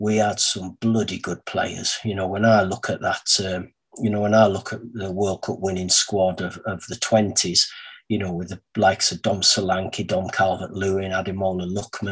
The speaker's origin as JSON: {"language": "English", "region": "England", "country": "United Kingdom", "said": "as an Englishman"}